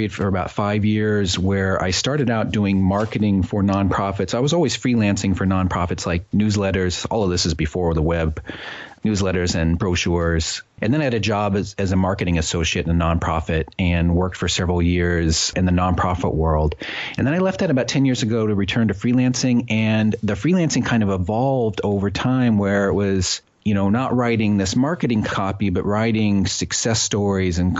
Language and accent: English; Midwest, United States; now in New Haven, United States; I grew up in the Midwest and went away to college